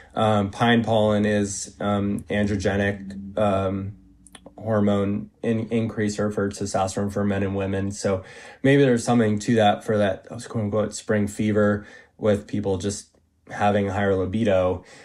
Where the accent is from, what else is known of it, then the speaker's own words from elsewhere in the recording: Vermont, United States; I worked on an organic vegetable farm in my hometown in Vermont